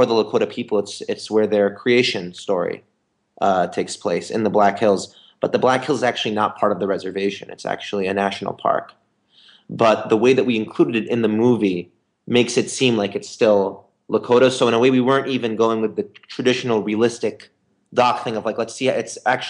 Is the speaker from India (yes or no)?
no; Lebanon; also born or lived in Beirut; I'm from Lebanon, I'm Lebanese